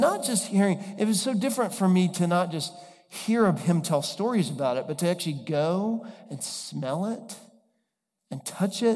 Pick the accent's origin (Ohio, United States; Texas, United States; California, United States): Texas, United States; moved away; I'm from Texas originally